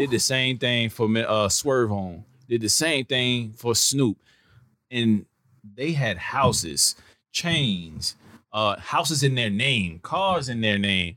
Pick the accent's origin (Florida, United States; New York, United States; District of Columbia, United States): New York, United States; I came from New York